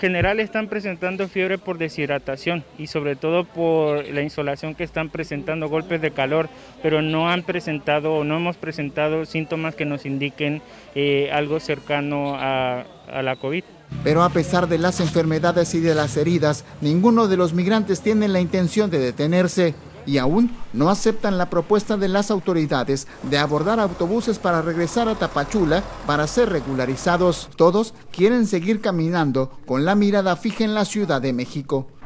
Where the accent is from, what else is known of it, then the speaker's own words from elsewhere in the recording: Haiti; moved away; also born or lived in Chile; Somos de Haití, pero venimos de Chile. Ah, pasamos como cuatro años en Chile